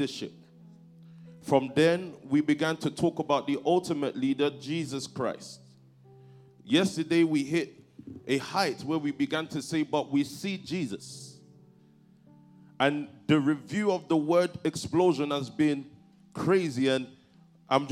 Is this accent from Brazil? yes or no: no; London, United Kingdom; I grew up in Stockwell. That's in Southwest London